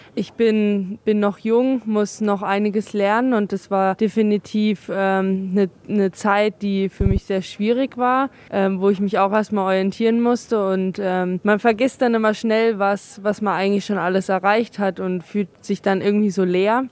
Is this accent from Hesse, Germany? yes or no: no; Oberhof, Thuringia, Germany; hier ähm, in meiner Heimat